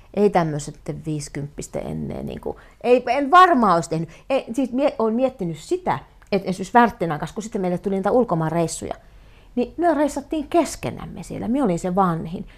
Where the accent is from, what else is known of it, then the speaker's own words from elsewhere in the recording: Rääkkylä, North Karelia, Finland; now in Joensuu, Finland; Rääkkylä on minun kotikunta ja Rasivaara on minun kotikylä ja tämä Joensuu on se minun äh, kaup- niin kuin se lähin kaupunki